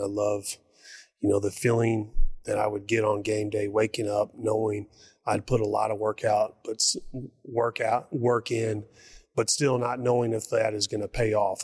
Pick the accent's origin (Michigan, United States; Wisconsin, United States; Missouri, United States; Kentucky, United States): Missouri, United States; Poplar Bluff; moved away as an adult; also born or lived in North Carolina / China; Poplar Bluff, small community, southeast Missouri. Uh, it's, the state makes a boot hill, so we're right above the boot hill. Um, and I love my hometown, very proud of it.